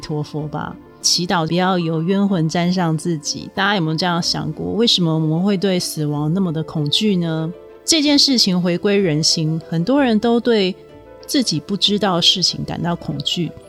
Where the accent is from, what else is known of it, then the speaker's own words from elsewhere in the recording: Taiwan; 在我们台湾人来讲，是完全不可思议的景象。